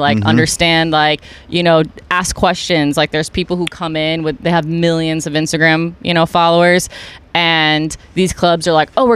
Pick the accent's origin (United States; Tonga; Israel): United States; Buffalo, New York; now in Los Angeles, United States; I'm from Buffalo, New York